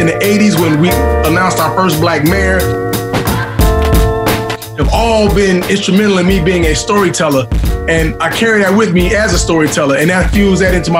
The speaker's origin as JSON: {"language": "English", "town": "Chicago", "region": "Illinois", "country": "United States", "tie": "born or raised there", "said": "I grew up in the city. You know what I'm saying? And I was in high school. I grew up there, born there, grew up there, shot my first films there, went to film school at Columbia College in Chicago."}